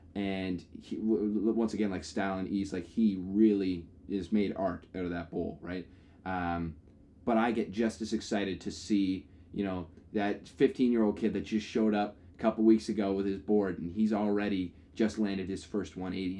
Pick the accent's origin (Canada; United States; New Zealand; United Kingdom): Canada; we are from Canada, and it is snowy here in the winter.